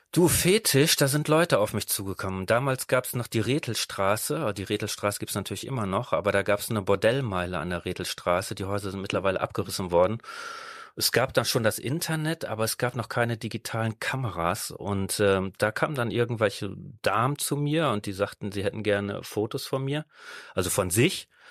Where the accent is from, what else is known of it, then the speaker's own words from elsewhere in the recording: Netherlands; now in Düsseldorf, Germany; ursprünglich bin ich Holländer